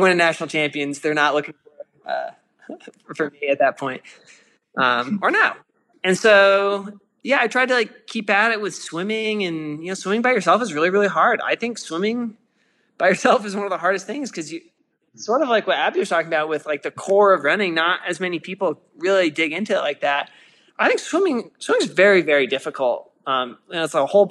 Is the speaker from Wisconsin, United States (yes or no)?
no; suburb outside of Boulder, Colorado, United States; I grew up in Colorado, like a suburb outside of Boulder